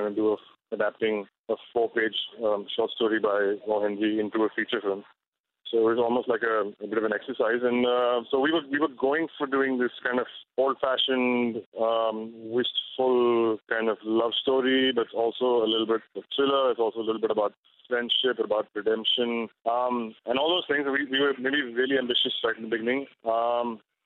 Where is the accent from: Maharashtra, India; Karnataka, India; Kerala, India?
Maharashtra, India; Mumbai; where I grew up in Bombay.